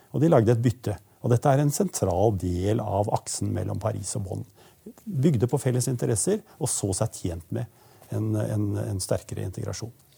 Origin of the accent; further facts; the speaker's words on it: a rural village in Eastern Norway, Norway; disse østlandsbygdene, sånn som den jeg kommer fra